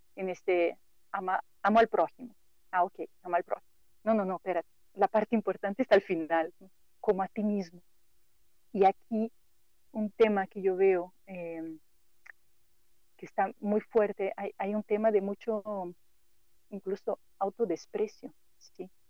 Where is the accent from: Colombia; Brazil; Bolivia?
Brazil; Spanish is a second language; moved away as an adult; now in Mexico; yo soy brasileña y por eso el acento así como que medio raro